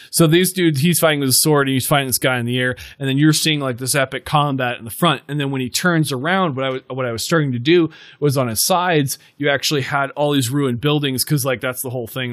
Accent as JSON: {"language": "English", "region": "Montana", "country": "United States", "tie": "born or raised there", "said": "we grew up in Montana"}